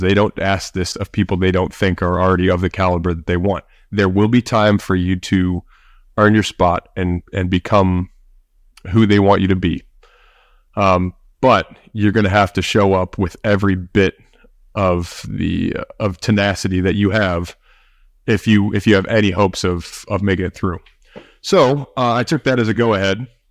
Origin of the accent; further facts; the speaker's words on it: St. Louis, Missouri, United States; I grew up in St. Louis, Missouri. Still here.